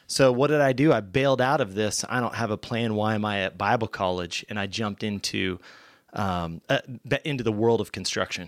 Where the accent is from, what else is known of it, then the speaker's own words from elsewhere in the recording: Bentonville, Arkansas, United States; I'm born and raised Northwest Arkansas. So, Bentonville